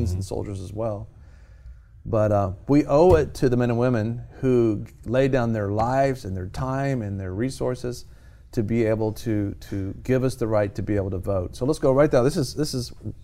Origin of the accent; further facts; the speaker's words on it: United States; being born in America